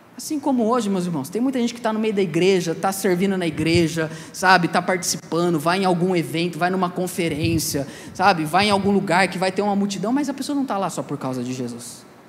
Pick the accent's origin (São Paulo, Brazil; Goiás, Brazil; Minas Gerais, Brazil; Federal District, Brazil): São Paulo, Brazil; Ribeirão Preto; Eu sou de Ribeirão Preto